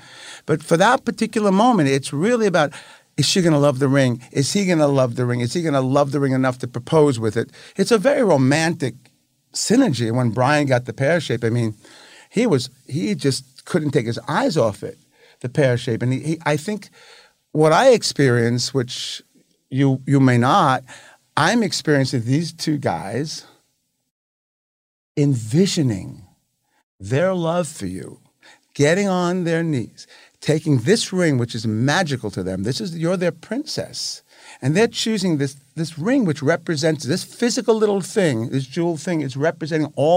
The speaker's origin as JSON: {"language": "English", "town": "New York City", "region": "New York", "country": "United States", "tie": "born or raised there", "moved": "yes", "said": "I'm from Brooklyn"}